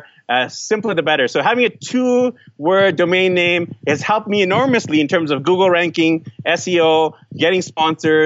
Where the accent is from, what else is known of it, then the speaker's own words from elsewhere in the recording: Vancouver, British Columbia, Canada; I'm actually from Vancouver, BC, Canada